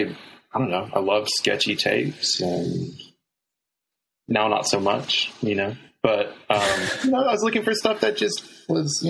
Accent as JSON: {"language": "English", "region": "Texas", "country": "United States", "said": "I'm from Texas. I grew up in a Baptist family"}